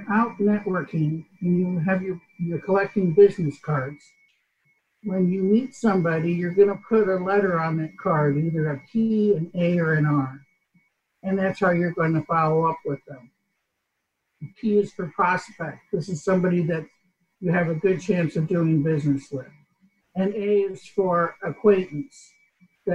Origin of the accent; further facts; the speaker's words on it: New York, United States; like my English, I'm from New York.